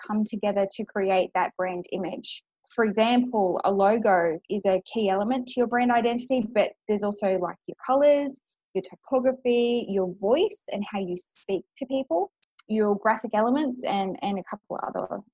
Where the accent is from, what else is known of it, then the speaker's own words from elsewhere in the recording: Grafton, New South Wales, Australia; now in Brisbane, Australia; I grew up in a really small country town